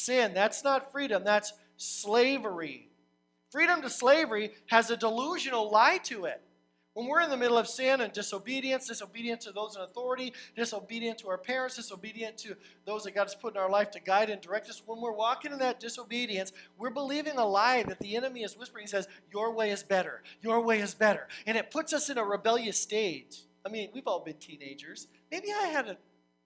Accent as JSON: {"language": "English", "country": "United States", "said": "I'm an American"}